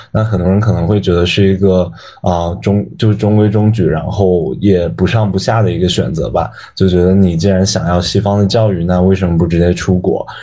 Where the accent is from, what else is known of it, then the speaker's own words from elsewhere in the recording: Dali, Yunnan, China; moved away as an adult; also born or lived in Guiyang; now in Shanghai, China; 我之前是从小到大一直都在大理长大，就我家其实是贵阳的，然后小的时候搬到了大理，然后在大理长大，高中的时候去澳大利亚上过高中，然后后来又回国，就一直都待在大理，就基本没有离开过